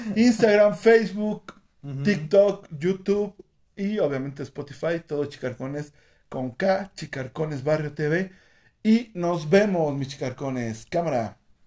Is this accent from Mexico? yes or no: yes; Mexico